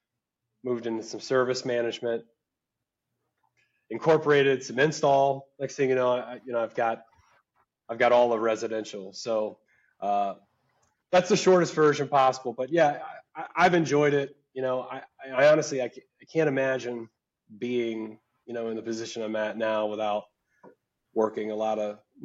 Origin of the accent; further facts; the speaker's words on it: Mississippi, United States; moved away as an adult; also born or lived in Chicago, Illinois; now in Illinois, United States; I was from Mississippi, and you know, I told my family I was moving to Chicago